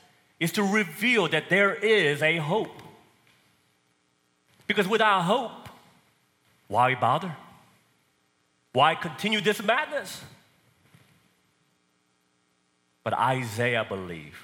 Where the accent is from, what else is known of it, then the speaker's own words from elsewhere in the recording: South Korea; now in Texas, United States; So I was born and raised in Korea. Probably can tell because of my accent